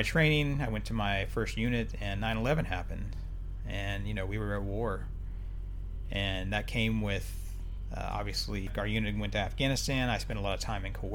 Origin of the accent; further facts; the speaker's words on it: Oklahoma, United States; moved away as an adult; I grew up in Oklahoma